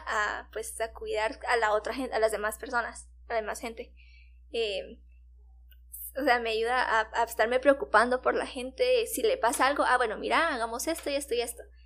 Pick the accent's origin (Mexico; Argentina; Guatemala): Guatemala